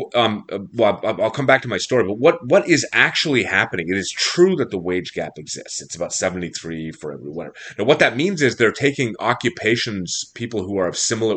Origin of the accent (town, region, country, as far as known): Montreal, Quebec, Canada